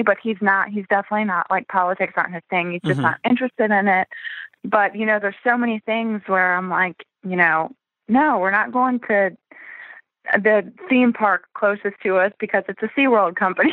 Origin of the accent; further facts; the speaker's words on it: Virginia, United States; We grew up in Virginia, in a small town